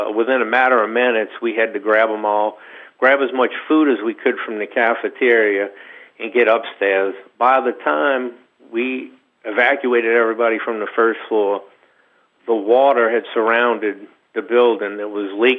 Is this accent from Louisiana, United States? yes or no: yes; New Orleans, Louisiana, United States; also born or lived in St. Bernard Parish, Louisiana; I grew up in New Orleans, right off of Canal Street